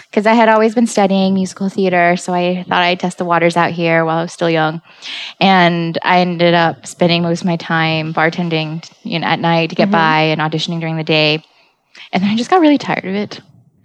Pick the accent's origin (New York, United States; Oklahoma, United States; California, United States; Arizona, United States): California, United States; San Francisco; I came from San Francisco and we don't play there.